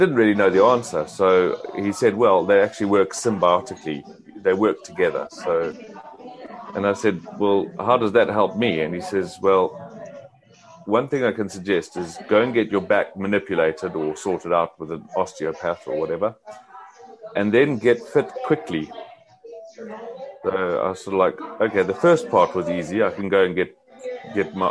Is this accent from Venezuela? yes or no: no; Zimbabwe; Growing up in Zimbabwe in Africa, I did a lot of sport